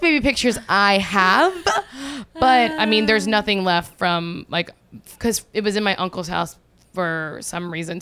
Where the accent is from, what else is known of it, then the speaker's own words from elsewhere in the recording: Watson, Louisiana, United States; moved away; 90% of my hometown in Watson, Louisiana went under